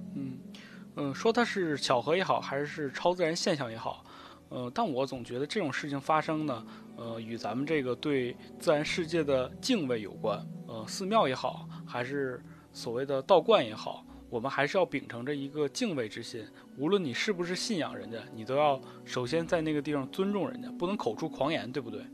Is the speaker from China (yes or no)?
yes; Northeast China, China; 毕竟我是东北人